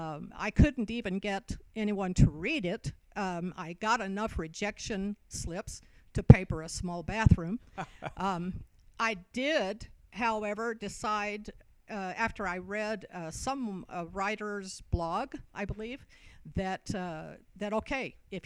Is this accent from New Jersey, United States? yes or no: no; Roswell, New Mexico, United States; born there; The fact that I was born in Roswell, notwithstanding.